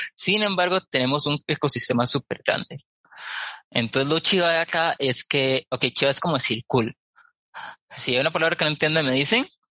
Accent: Costa Rica; yo soy de Costa Rica

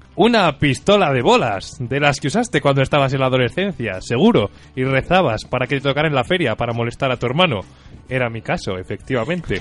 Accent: Valladolid, Castile and León, Spain; me he pasado la infancia ahí y jugando alrededor

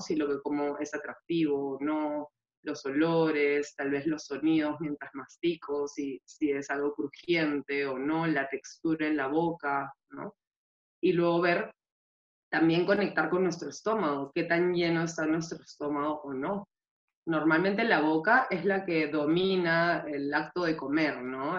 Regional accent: Peru; now in Spain; soy peruana

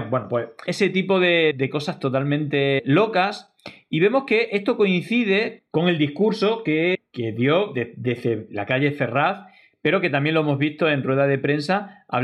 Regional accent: Spain; hoy yo estoy aquí como un español más para estar junto a mis compatriotas

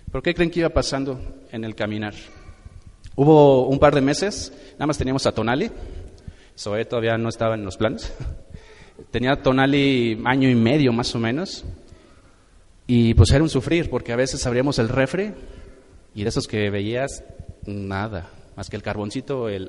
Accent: Morelia, Michoacán, Mexico; Nosotros hace, nosotros venimos de la ciudad de Morelia.

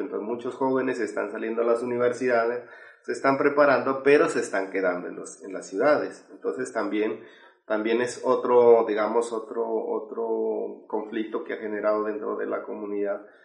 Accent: Sibundoy Valley, Putumayo, Colombia; yo vengo de, de, un pueblo originario que se llama Camsravilla, del Valle Segundo de Putumayo, eh, parte de la Amazonía, Amazonía colombiana

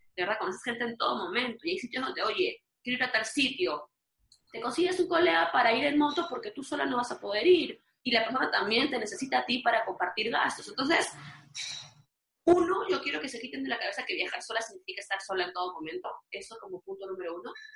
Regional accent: Peru; moved away; siendo peruana

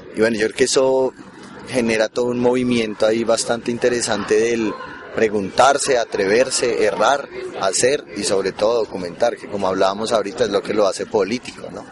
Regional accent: Bogotá, Colombia; yo vengo de Bogotá

